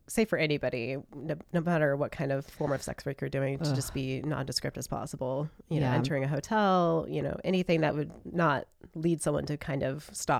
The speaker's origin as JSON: {"language": "English", "country": "United States", "said": "from my perspective as an American"}